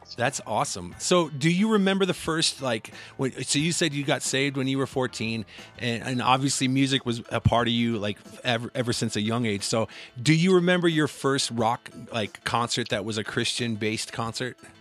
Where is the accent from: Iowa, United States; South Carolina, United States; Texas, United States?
Iowa, United States; Cedar Rapids; also born or lived in Midwest; I hail from Cedar Rapids